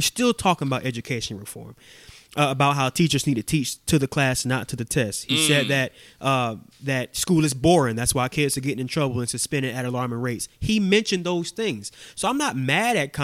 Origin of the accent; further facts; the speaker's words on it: Augusta, Georgia, United States; I'm from Augusta, born and raised in Augusta. Grew up in Dalwood Terrace, graduated from Cross Creek High School